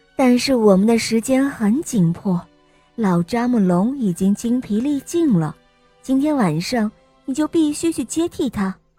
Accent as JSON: {"language": "Chinese", "region": "Shanghai", "country": "China", "said": "我五岁了，我来自上海"}